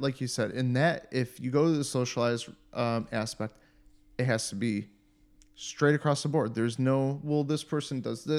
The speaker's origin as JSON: {"language": "English", "town": "Cleveland", "region": "Ohio", "country": "United States", "tie": "born or raised there", "moved": "as an adult", "lives_now": "Germany", "said": "growing up in the North, like in Cleveland"}